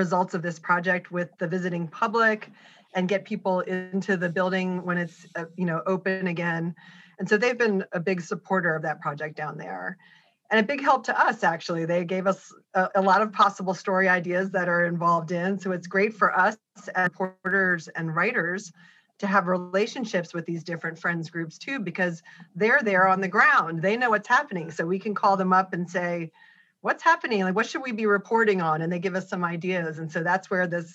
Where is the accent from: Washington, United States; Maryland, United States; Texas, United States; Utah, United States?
Maryland, United States; moved away; I grew up in Maryland